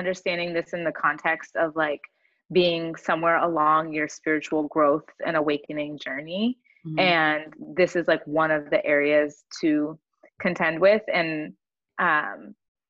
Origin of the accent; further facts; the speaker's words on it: San Diego, California, United States; I grew up in Southern California, so I'm from like the San Diego area of California